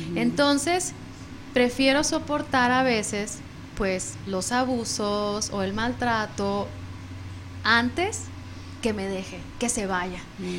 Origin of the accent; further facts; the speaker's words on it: Mexico; somos mexicanas